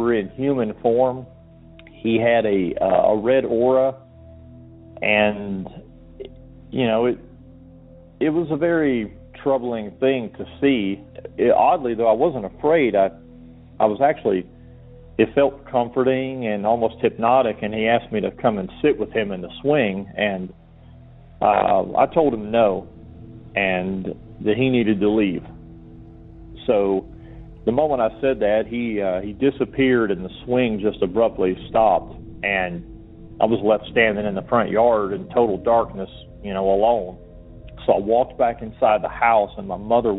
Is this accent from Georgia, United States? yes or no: yes; Georgia, United States; moved away; I'm from Georgia originally